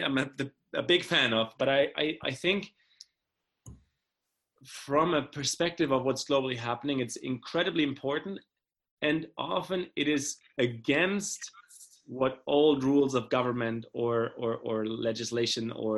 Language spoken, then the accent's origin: English; Germany; moved away; this world I grew up in Germany is, you know, it's very privileged